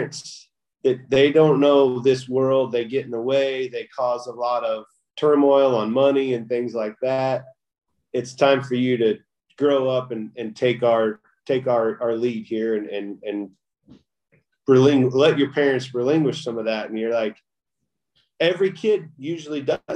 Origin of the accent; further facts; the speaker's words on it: Kansas, United States; I grew up in the Midwest